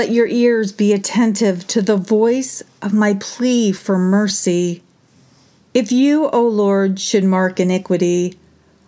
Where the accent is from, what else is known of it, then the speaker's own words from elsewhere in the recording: United States; I am ashamed to even align myself with being an American